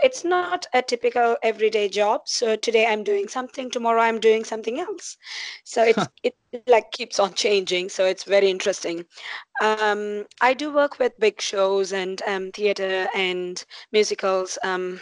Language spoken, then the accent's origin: English; India; moved away as an adult; also born or lived in Dubai, United Arab Emirates; now in New Zealand; I was in India, obviously born and brought up in India